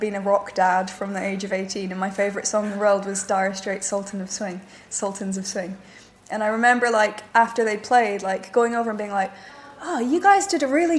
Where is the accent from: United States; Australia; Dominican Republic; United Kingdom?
United Kingdom; Dorset, South West England; I grew up in Dorset